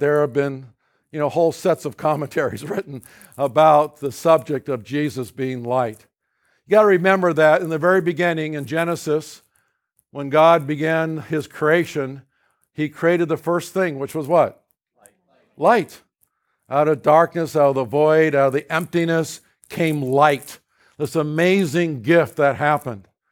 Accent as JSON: {"language": "English", "region": "California", "country": "United States", "tie": "born or raised there", "said": "I was raised in California."}